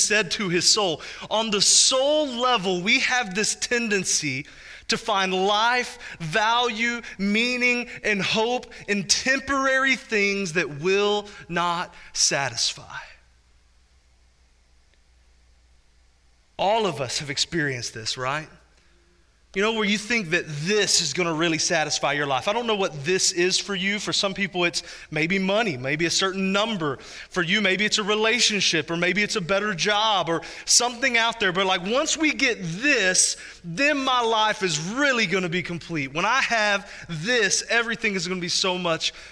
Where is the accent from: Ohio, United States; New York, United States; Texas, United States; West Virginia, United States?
Texas, United States; Spurger; in 2005, Hurricane Rita went directly over my hometown